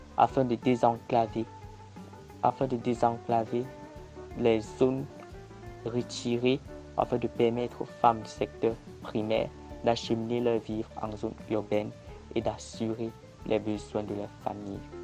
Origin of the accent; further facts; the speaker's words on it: Cameroon; Je suis camerounais et étudiant à l'Université de Yaoundé